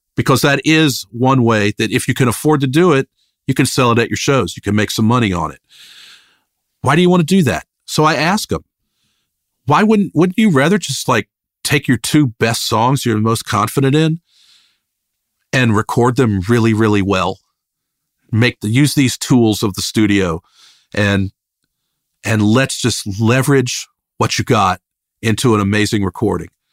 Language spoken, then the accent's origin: English; Richmond, Virginia, United States; moved away; also born or lived in Athens, Georgia; I grew up in Richmond, Virginia, this, a medium-sized city on the East Coast